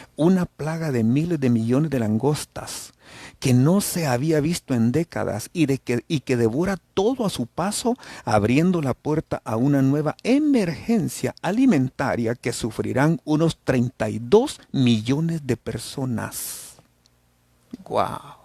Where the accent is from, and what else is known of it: El Salvador